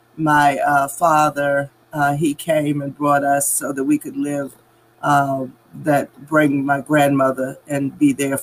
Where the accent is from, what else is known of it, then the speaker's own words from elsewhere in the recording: Richmond, Virginia, United States; also born or lived in Danville, Virginia; I was born in Danville, Virginia, but I've lived in Richmond since I was 6 years old. So I guess they will allow me to say I'm from Richmond.